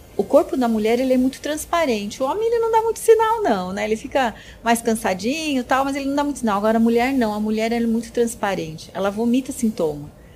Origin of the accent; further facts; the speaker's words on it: Brazil; nasci no Brasil, sou terceira geração, né? Meus avós vieram do Japão.